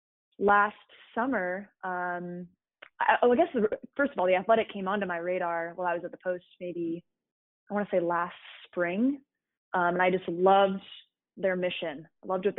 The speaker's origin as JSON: {"language": "English", "region": "Connecticut", "country": "United States", "tie": "born or raised there", "said": "growing up in Connecticut"}